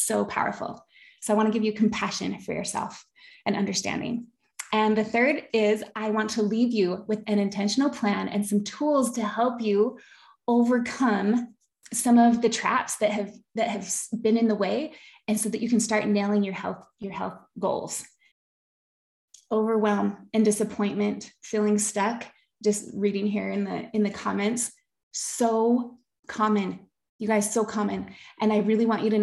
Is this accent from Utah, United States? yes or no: yes; Park City, Utah, United States; also born or lived in Bountiful, Utah / Sandy, Utah / Henefer, Utah; I grew up in Park City. I went to Park City High School, go Miners